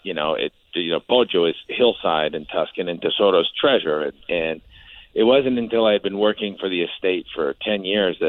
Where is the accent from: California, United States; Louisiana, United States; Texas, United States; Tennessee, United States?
California, United States; Napa Valley; I'm a kid from Napa Valley, and so I grew up, going up and down the Silverado Trail